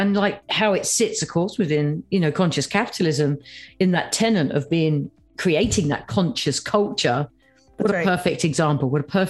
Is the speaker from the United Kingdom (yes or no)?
yes; United Kingdom; as a Brit